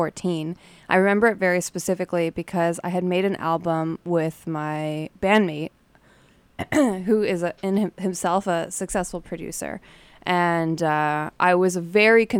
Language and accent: English; Toronto, Ontario, Canada; now in Winnipeg, Canada; I'm from Toronto